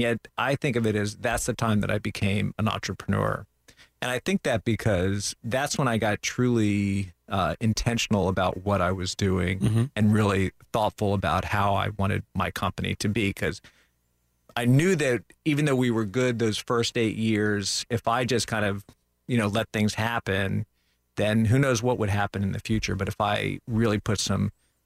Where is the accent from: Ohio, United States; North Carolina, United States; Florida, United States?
Florida, United States; Central; also born or lived in New Orleans, Louisiana / Lafayette, Louisiana; I grew up here in Central Florida